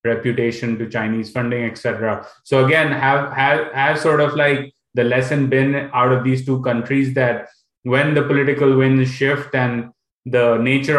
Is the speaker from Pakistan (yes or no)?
yes; Pakistan; I'm from Pakistan